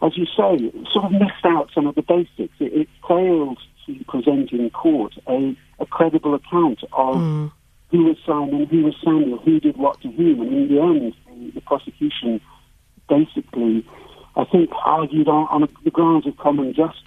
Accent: United Kingdom; moved away as an adult; I'm an outsider here. I'm British. I've lived abroad for the last 30 years.

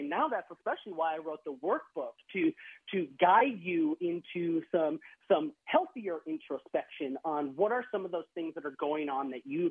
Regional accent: Wisconsin, United States; now in Texas, United States; I live in Texas now. I grew up in Wisconsin, but I live in Texas now

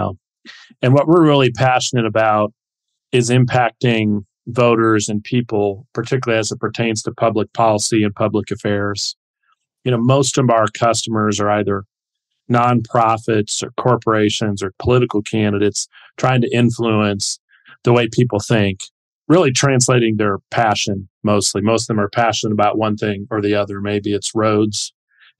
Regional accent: New Washington, Ohio, United States; my hometown of New Washington, Ohio

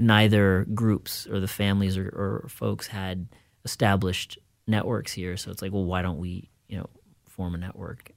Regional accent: Fairfield, Iowa, United States; moved away; also born or lived in Minneapolis, United States; growing up in Fairfield, even though we were in a small rural community

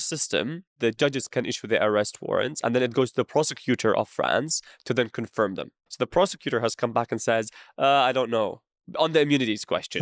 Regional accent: Syria; moved away; where are you from? And I say Syria

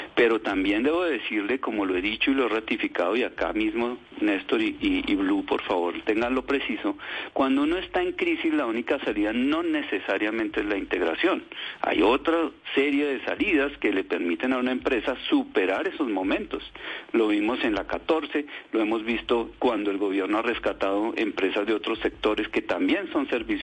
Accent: Colombia; como colombiano

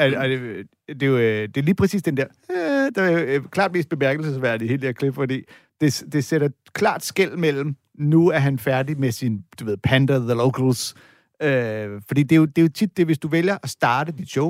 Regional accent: California, United States; jeg er ikke øh, fra her, jeg er fra East Bay

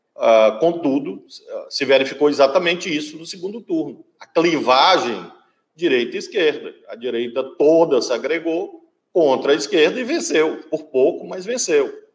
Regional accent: Brazil; eu, como brasileiro

